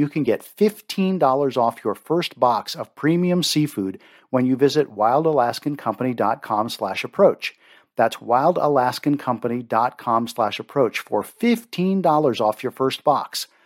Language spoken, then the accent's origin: English; Maryland, United States; I grew up in Maryland